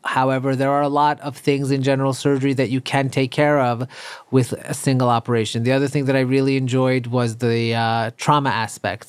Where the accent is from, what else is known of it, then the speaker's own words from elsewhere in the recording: New York City, New York, United States; also born or lived in Iran / Long Island; I grew up, um, in Queens, and then my parents later on moved, uh, out to Long Island